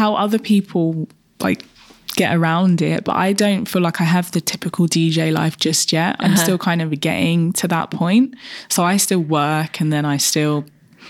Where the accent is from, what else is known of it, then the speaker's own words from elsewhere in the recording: London, United Kingdom; I'm through and through East London